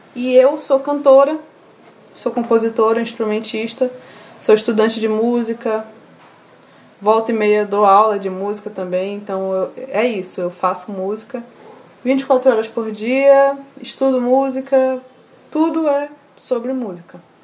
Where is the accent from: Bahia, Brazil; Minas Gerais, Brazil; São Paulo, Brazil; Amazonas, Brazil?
Amazonas, Brazil; Manaus; also born or lived in Maués / Nova Olinda do Norte; E aí eu nasci lá, só nasci lá mesmo, passei três meses, vim para Manaus. Com os meus 11 anos, minha família foi enviada para o município de Nova Olinda do Norte